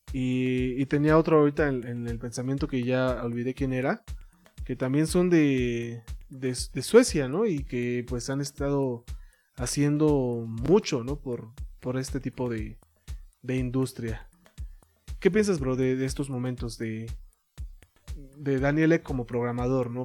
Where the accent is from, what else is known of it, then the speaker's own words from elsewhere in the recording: Mexico; como mexicano